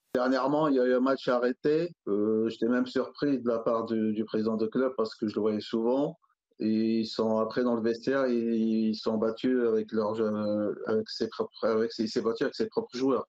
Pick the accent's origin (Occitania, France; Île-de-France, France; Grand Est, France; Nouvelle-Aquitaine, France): Île-de-France, France; Alfortville; j'ai grandi à Alfortville